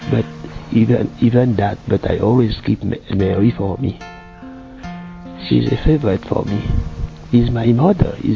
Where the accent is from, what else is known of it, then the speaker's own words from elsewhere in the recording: Seychelles; Island, Indian Ocean. Our cathedral in the Seychelles is Immaculée Conception